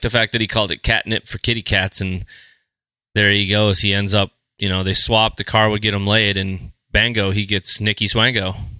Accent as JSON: {"language": "English", "town": "Fargo", "region": "North Dakota", "country": "United States", "said": "we're from Fargo"}